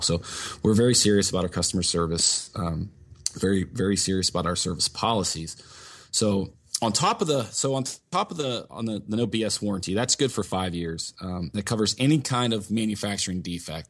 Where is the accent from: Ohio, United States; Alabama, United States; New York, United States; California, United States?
Ohio, United States; Northeast; also born or lived in Meadville, Pennsylvania; I was actually born in Meadville, Pennsylvania, which is up in Crawford County, the northwest part of the state. Um, but luckily, I was raised in Northeast Ohio